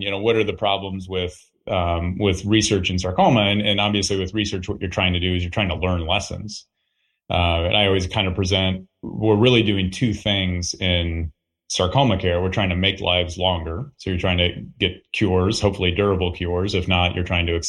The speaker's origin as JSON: {"language": "English", "town": "Iowa City", "region": "Iowa", "country": "United States", "tie": "born or raised there", "said": "I'm from Iowa, so this is home for me."}